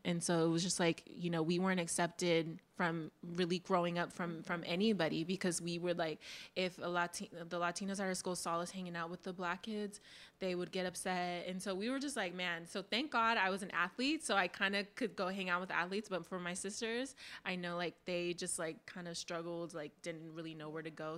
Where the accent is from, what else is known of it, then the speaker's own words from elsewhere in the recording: Oxnard, California, United States; I go Oxnard